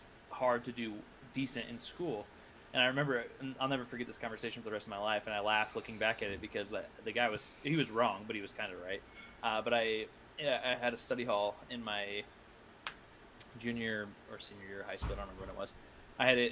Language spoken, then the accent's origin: English; Iowa, United States; I went to college in my hometown.